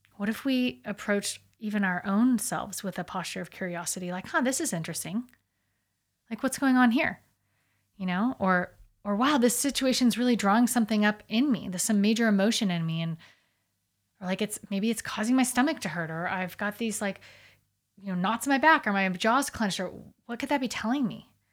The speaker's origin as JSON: {"language": "English", "country": "United States", "said": "obviously we're American"}